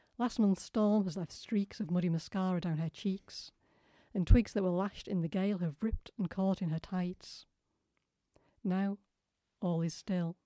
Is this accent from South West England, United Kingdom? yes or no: no; Ossett, Yorkshire and the Humber, United Kingdom; I grew up in Ossett, which is kind of on the cusp